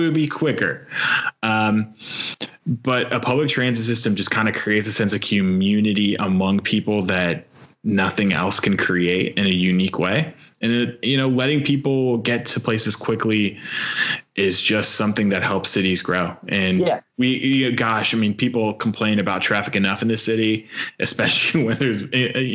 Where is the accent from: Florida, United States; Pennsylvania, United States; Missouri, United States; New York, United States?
New York, United States; now in Louisville, United States; I'm from New York